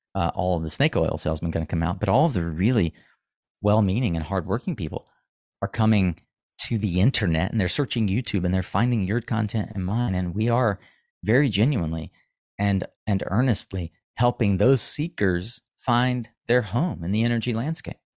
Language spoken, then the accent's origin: English; the Carolinas, United States; I'm from the Carolinas